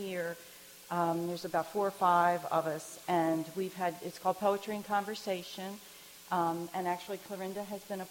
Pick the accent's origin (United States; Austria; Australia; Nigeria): United States; Baltimore, Maryland; I grew up in Baltimore